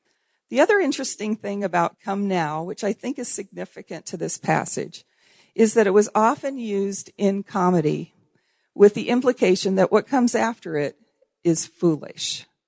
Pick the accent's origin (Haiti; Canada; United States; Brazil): Haiti; I'm also a missionary kid. That's a strong identity issue for me. And I grew up in Haiti. My parents were pioneer missionaries there in Haiti.